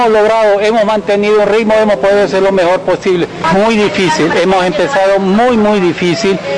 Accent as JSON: {"language": "Spanish", "country": "Bolivia", "said": "somos los únicos bolivianos que después de tres años hemos representado a Bolivia y lo que es más digno es que esta bandera boliviana la hemos puesto al principio y al final"}